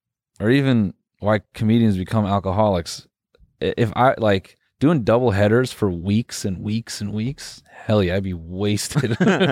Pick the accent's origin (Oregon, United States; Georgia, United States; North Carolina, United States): North Carolina, United States; Benson; I am from Raleigh. I'm just playing, man. I'm from Benson.